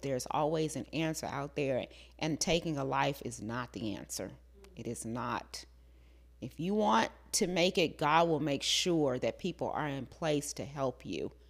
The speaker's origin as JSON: {"language": "English", "region": "the South", "country": "United States", "tie": "born or raised there", "said": "growing up in the South"}